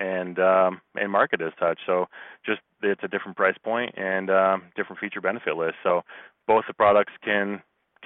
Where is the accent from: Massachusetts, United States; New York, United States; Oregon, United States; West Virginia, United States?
Massachusetts, United States; moved away as an adult; now in Colorado, United States; I am from Massachusetts, and you know, I moved out to Colorado about 10 years ago